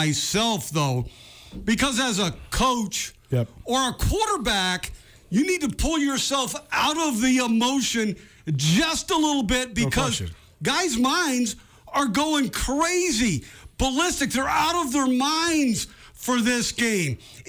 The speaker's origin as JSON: {"language": "English", "town": "San Jose", "region": "California", "country": "United States", "tie": "born or raised there", "moved": "yes", "lives_now": "Montana, United States", "said": "I grew up in Northern California, South San Jose."}